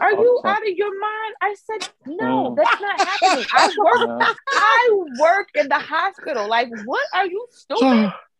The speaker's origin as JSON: {"language": "English", "region": "Connecticut", "country": "United States", "said": "I'm from Connecticut."}